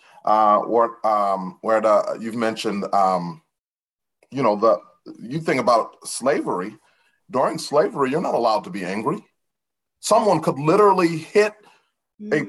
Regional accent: DeKalb, Illinois, United States; having been born and raised in DeKalb, Illinois

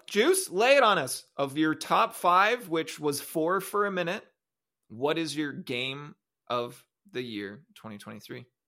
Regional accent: Canada; I'm Canadian

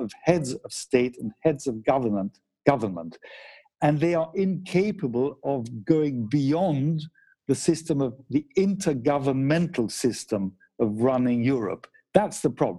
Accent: United Kingdom; I'm British as well, so I'm thinking of my fellow Brits

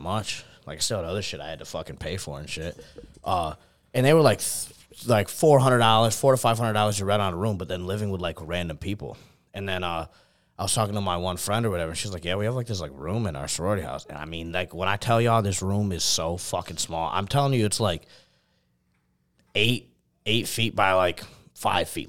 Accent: New York, United States; also born or lived in Buffalo; which is about an hour and twenty minutes from where, like, my hometown is

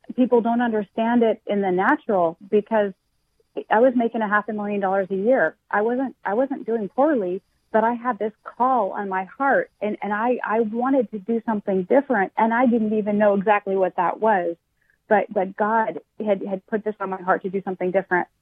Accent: Washington, United States; moved away as an adult; now in Florida, United States; I'm initially from Washington State

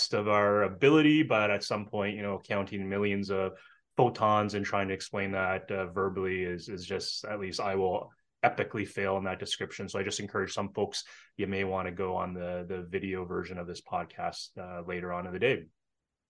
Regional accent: Canada; as a Canadian

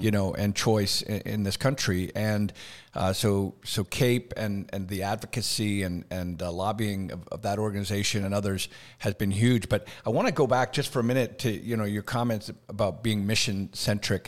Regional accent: Canada; moved away as an adult; also born or lived in Decatur, Alabama / Birmingham, Alabama; now in United States; born and raised in Canada

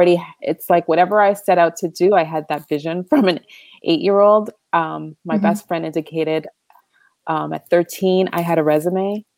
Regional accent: Canada; Yeah, I mean, first gen, right? Parents, father's Trini, mom's guys

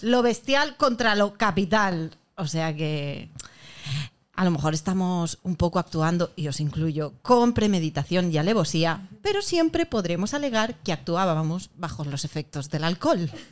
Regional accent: San Sebastián, Basque Country, Spain; nací en Donosti

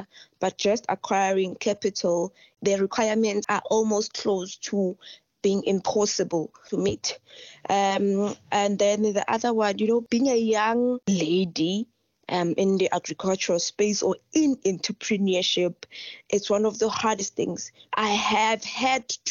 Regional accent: Limpopo, South Africa; first language Sepedi; English is a second language; I'm from Limpopo, South Africa. My home language is Sepedi.

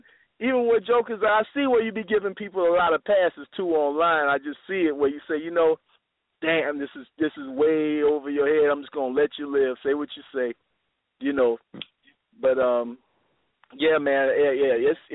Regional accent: Tallahassee, Florida, United States; moved away; I'm in Tallahassee with Sarasut and Seti. We going what? To my hometown.

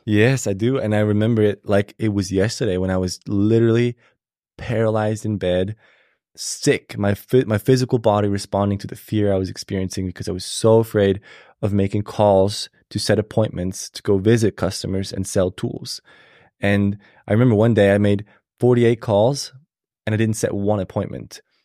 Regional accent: Switzerland; moved away as an adult; now in United States; I was born and raised in Switzerland

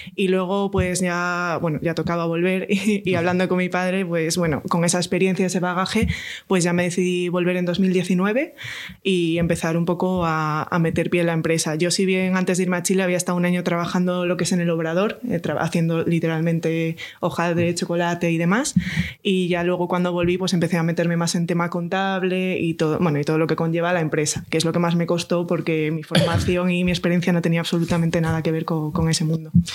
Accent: Astorga, Castile and León, Spain; yo soy de Astorga, eh, leonesa de pura cepa

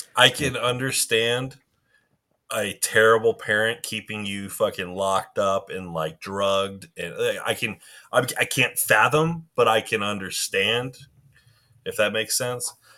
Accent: St. Louis, Missouri, United States; we're from Saint Louis

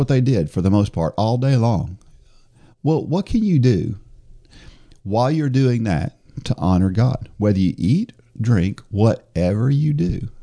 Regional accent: New Jersey, United States; I was born in New Jersey

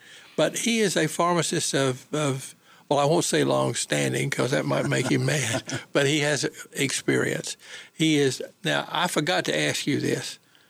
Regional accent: Goldsboro, North Carolina, United States; my hometown of Goldsboro.

